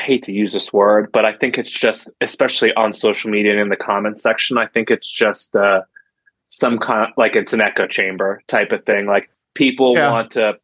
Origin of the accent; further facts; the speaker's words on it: Virginia, United States; now in Colorado, United States; I'm from Virginia originally, live in Colorado now